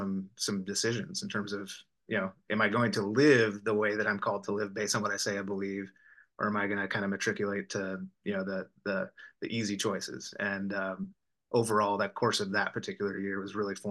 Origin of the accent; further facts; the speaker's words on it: Southern Illinois, United States; moved away as an adult; also born or lived in suburban area (from age 10-11); now in Tennessee, United States; growing up in Southern Illinois, I always wanted to get out of the suburban context that I ended up growing up in from age 10, 11 on